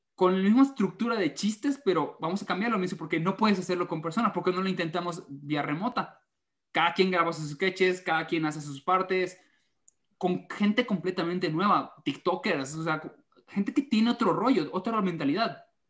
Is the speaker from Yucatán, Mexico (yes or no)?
yes; Mérida, Yucatán, Mexico; estoy muy acostumbrado de que en Mérida todos hablan así